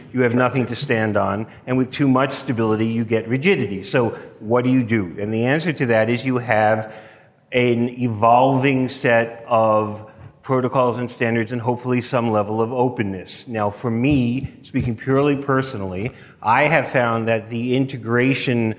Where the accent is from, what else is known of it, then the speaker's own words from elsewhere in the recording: New York, United States; moved away; That's how we say no when we're from New York originally.